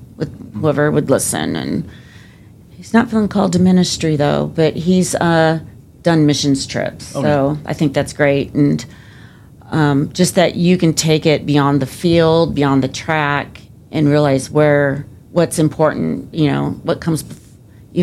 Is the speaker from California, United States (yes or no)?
yes; Southern California, United States; moved away as an adult; where I grew up in Southern California